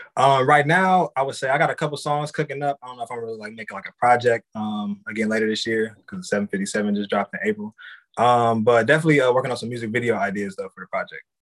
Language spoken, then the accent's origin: English; Columbus, Ohio, United States; I'm from Columbus, Ohio. So like Midwest kid growing up